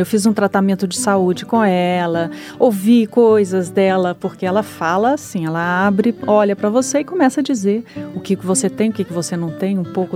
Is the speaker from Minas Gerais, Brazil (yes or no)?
yes; Minas Gerais, Brazil; Eu sou mineira